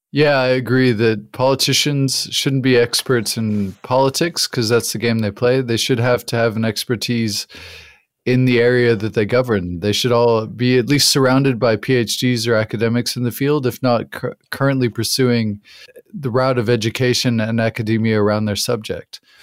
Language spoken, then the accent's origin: English; New Mexico, United States; I grew up in the United States in the Southwest in New Mexico